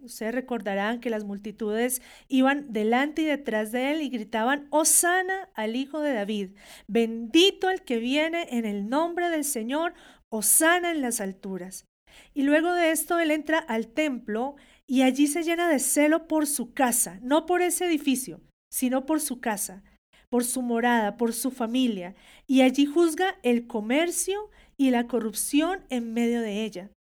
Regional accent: Colombia; como una hija de Dios que nació en Colombia

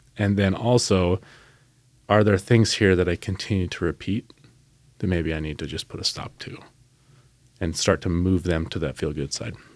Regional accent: Salem, United States; growing up in Salem, state employees

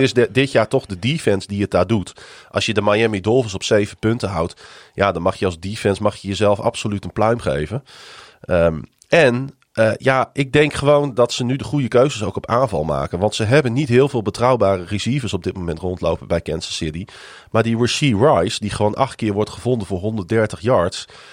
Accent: Netherlands; dat we uit Nederland kwamen

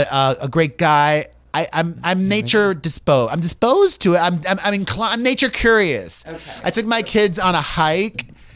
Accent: Miami, Florida, United States; moved away as an adult; also born or lived in New York City; I moved back to New York. I went to college. I'm from Miami originally. Went to school in New York City.

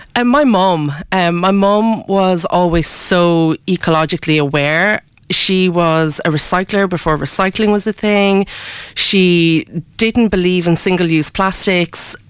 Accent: Ireland; I was born in Ireland. Ah. Um, yeah. Um, so I've I've lived pretty much all my life in Ireland, um, but I come from both cultures.

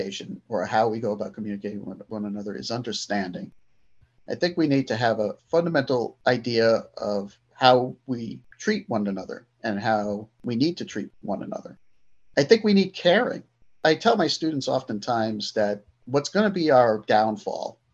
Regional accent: Brooklyn, New York, United States; moved away as an adult; now in Cobleskill, United States; I was born and raised in Brooklyn, New York, half of my life. Then moved to upstate New York back in 2001

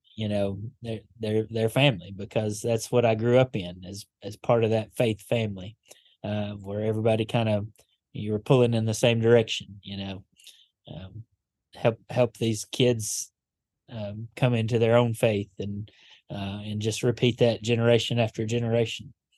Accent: Paducah, Kentucky, United States; moved away as an adult; now in Gadsden, United States; Born and raised in Paducah, um, just outside of it anyway

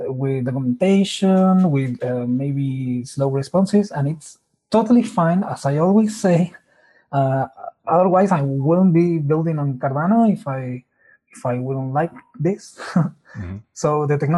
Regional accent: Argentina; I'm from Argentina

